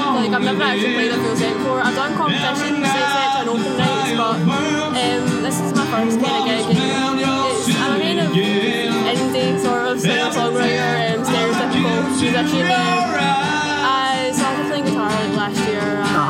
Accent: Greenock, Scotland, United Kingdom; now in Kirkluck, United Kingdom; I'm originally from Greenock, but we moved up here, and I've lived here for about 10 years now

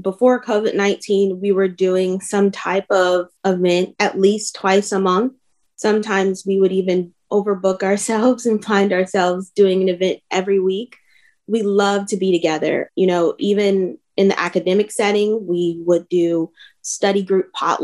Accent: Cincinnati, Ohio, United States; moved away as an adult; now in Columbus, United States; I am originally from Cincinnati, Ohio

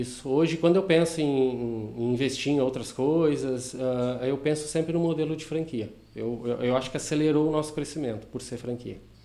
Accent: Taquari, Rio Grande do Sul, Brazil; now in Sapiranga, Brazil; eu sou natural de Taquari

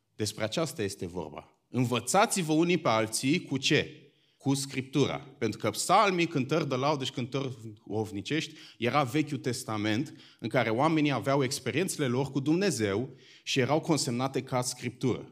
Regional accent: Bucharest, Romania; eu sunt din București

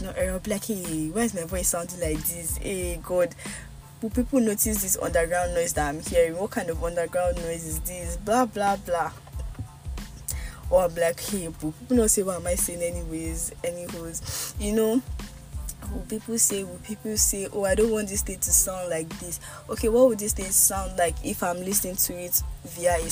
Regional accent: Nigeria; accent: Yoruba; my Yoruba accent comes out

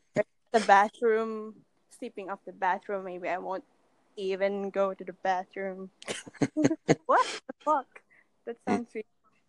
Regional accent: Philippines; I'm from the Philippines.

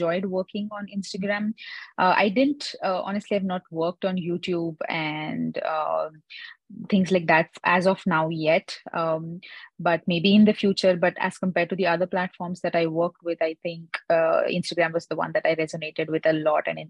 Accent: India; I'm basically from India

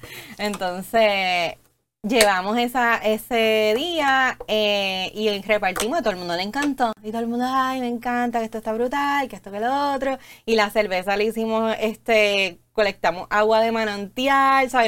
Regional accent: Puerto Rico; como ciudadanos y como boricua

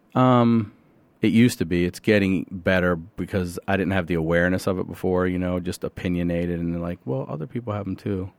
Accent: Carroll County, Maryland, United States; also born or lived in Baltimore, Maryland; I grew up in a place called Carroll County, Maryland, right out, out outside the city

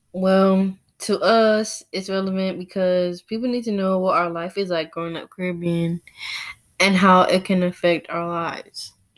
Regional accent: United States; I was born here in the United States.

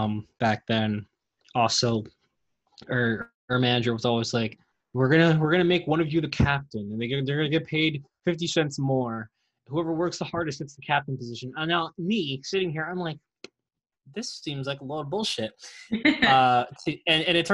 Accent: New Jersey, United States; also born or lived in Tucson, Arizona; I'm from New Jersey

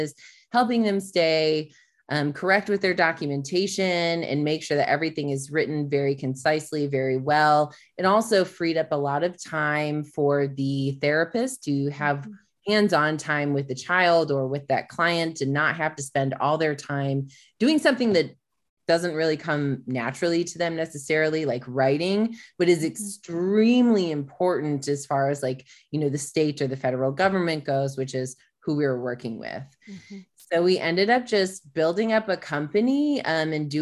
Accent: Michigan, United States; now in Austin, United States; I grew up in Michigan

